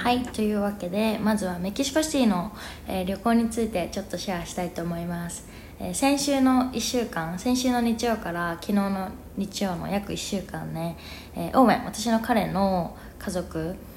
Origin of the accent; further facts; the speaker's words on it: Japan; first language Japanese; moved away as an adult; also born or lived in New York, United States; now in Mexico City, Mexico; 日本で生まれ育って日本語が母国語でで英語が第二外国語で